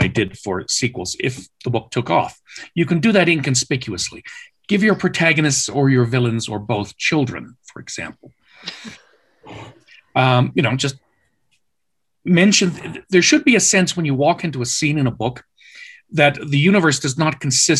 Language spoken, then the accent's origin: English; Canada; I'm Canadian by background.